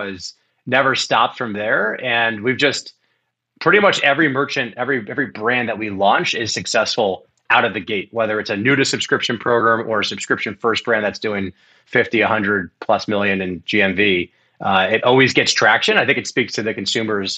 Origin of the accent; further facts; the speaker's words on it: Miami, Florida, United States; growing up in Miami, Florida